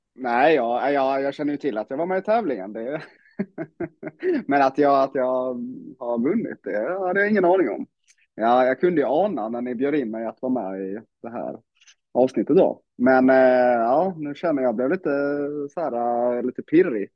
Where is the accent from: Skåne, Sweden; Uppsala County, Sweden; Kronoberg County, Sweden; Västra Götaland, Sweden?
Kronoberg County, Sweden; Växjö; spelade ju innebandy när jag var liten i Växjö